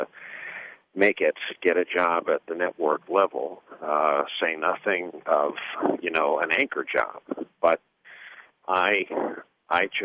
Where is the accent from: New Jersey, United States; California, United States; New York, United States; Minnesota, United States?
New York, United States; New York area, United States; I grew up in the New York area all my life